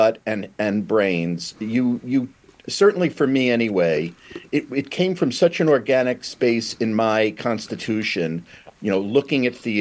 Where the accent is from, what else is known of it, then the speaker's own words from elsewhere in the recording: New York City, New York, United States; I'm a New York kid. I was born in Brooklyn